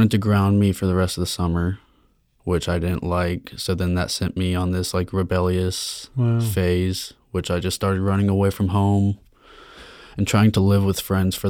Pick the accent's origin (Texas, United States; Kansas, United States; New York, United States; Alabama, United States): Texas, United States; Austin; From Austin, Texas.